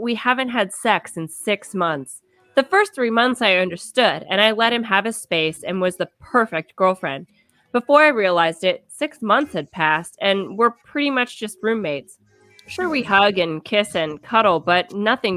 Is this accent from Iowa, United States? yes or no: no; Kansas, United States; I'm from Kansas